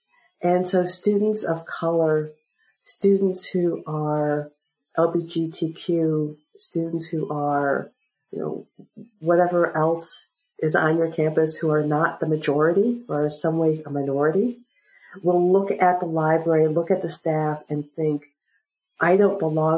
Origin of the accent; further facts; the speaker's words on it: South Central Pennsylvania, United States; I'm from South Central Pennsylvania.